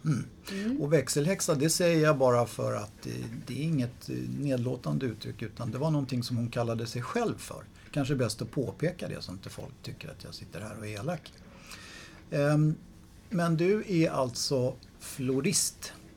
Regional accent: Stockholm, Stockholm County, Sweden; Där jag växte upp, inne på Söder

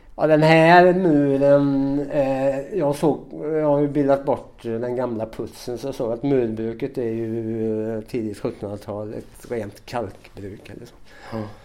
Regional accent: Sweden; moved away as an adult; now in France; vi svenskar som jobbar här

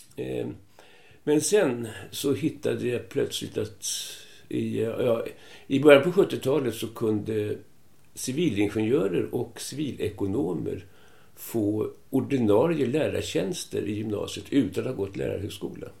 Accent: Stockholm, Stockholm County, Sweden; moved away as an adult; also born or lived in Gävle; now in Tyresö, Sweden; Jag är född på Kungsholmen men eh, flyttade väldigt tidigt först till Hammarbyhöjden och sen 48 eh, flyttade till Gamla Enskede

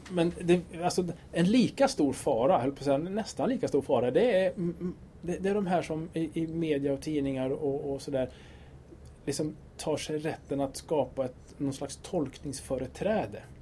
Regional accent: Sweden; Jag är född i Sverige, mamma också.

